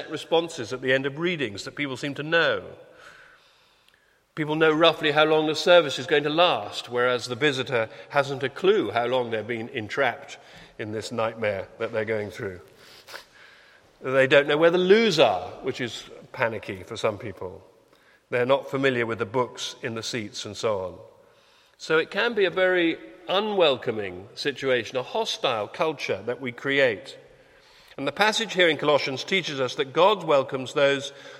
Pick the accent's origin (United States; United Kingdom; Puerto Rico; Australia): United Kingdom; we're British